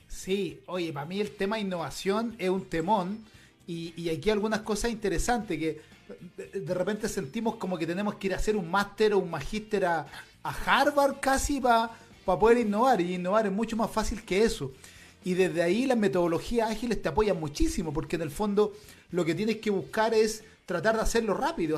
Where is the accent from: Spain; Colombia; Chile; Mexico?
Chile; yo ya no me siento chileno, yo me siento latinoamericano